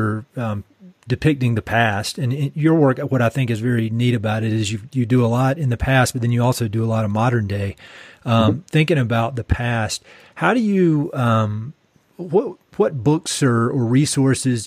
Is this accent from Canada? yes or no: no; North Carolina, United States; moved away; I'm from North Carolina originally